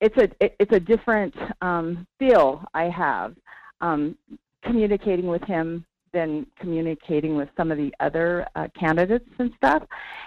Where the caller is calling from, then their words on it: Sterling, Alaska, United States; calling from Sterling.